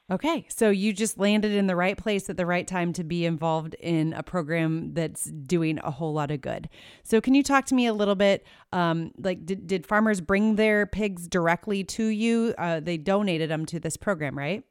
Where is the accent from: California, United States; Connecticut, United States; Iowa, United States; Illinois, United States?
Iowa, United States; right here in, in Iowa, which is my home state